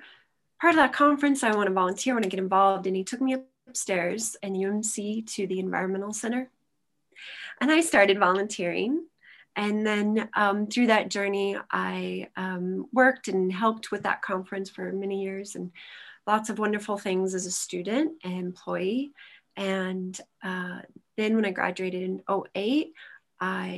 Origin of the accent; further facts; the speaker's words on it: Evergreen, Colorado, United States; now in Boulder, United States; I moved down here from the South Park area and Evergreen